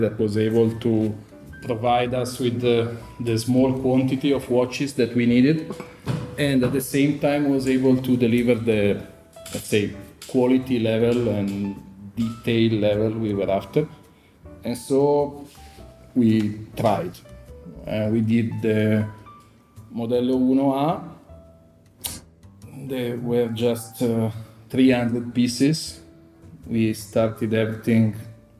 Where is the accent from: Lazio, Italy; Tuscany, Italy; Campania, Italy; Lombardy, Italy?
Lombardy, Italy; Chiavenna; moved away as an adult; now in Milan, Italy; I'm from Chiavenna. I live in Milano since the university here.